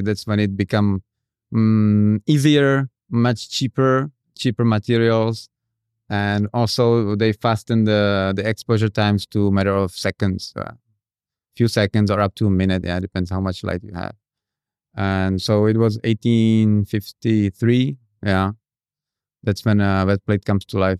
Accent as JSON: {"language": "English", "region": "Prague", "country": "Czechia", "tie": "born or raised there", "moved": "as an adult", "lives_now": "Indonesia", "said": "I'm from Czech Republic"}